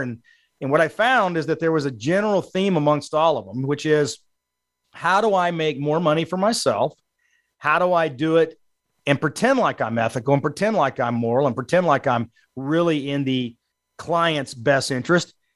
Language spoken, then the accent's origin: English; South Texas, United States; also born or lived in Allen, Texas; I was born in South Texas. I've grown up and lived in Texas all my life